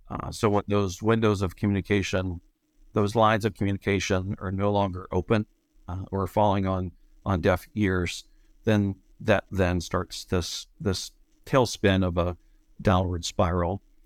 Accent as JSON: {"language": "English", "town": "Beaver Falls", "region": "Pennsylvania", "country": "United States", "tie": "born or raised there", "also_born_or_lived": "Chicago / Indiana", "moved": "as an adult", "lives_now": "Michigan, United States", "said": "I grew up outside of Western Pennsylvania, small town called Beaver Falls"}